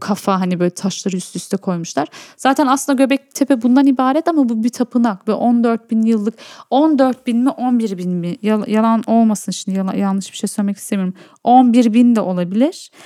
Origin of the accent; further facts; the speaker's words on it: Urfa, Şanlıurfa, Turkey; Urfalı olmaktan çok büyük gurur duyuyorum